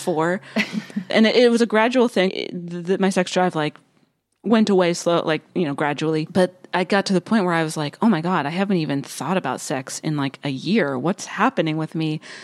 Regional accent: rural western Pennsylvania, United States; moved away; stayed in my hometown of, like, rural, western Pennsylvania

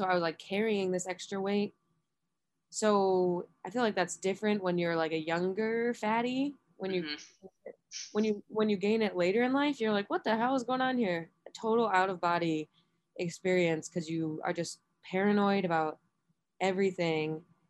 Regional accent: Buffalo, New York, United States

